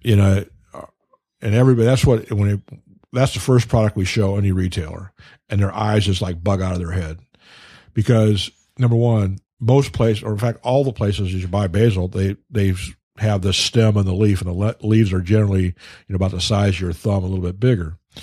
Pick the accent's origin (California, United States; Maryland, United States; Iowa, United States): Iowa, United States; now in Detroit, United States; I grew up out in Iowa